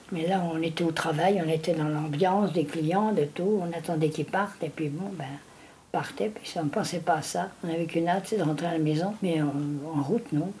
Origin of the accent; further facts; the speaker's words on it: Briey, Grand Est, France; moved away; chez moi, à Briey, mon pays natal